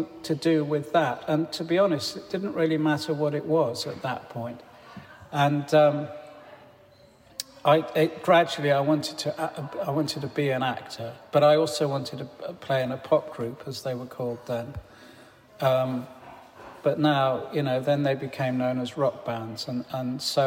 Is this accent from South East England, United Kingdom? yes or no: yes; Farnham Common, South East England, United Kingdom; when I was growing up in Farnham Common